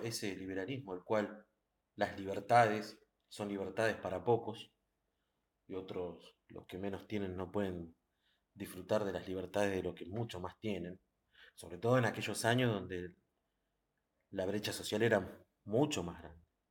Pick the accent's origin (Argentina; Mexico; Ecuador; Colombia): Argentina; nosotros como argentinos